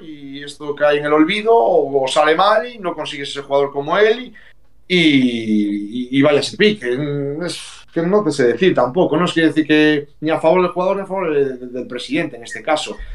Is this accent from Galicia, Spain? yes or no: yes; Galicia, Spain; como buen gallego